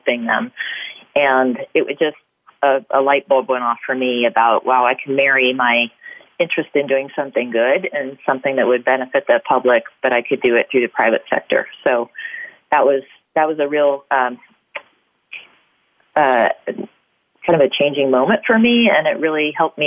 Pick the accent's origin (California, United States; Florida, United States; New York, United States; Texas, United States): California, United States; I'm a native Californian